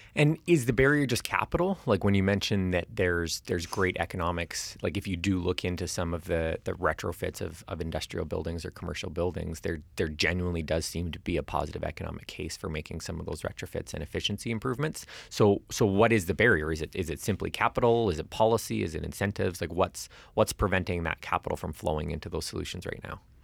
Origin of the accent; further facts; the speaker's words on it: Alberta, Canada; as someone who's born and raised in Alberta